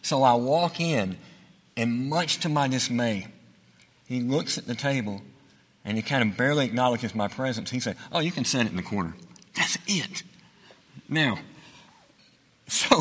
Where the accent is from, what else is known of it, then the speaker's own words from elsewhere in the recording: Chelsea, Alabama, United States; I am from Chelsea, Alabama